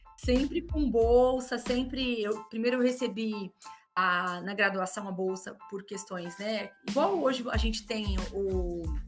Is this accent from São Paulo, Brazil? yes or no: yes; Guarulhos, São Paulo, Brazil; also born or lived in Monte Aprazível; eu nasci em Guarulhos, vim para Monte Aprazível, e depois voltei, vim com 12, depois voltei com 17 para estudar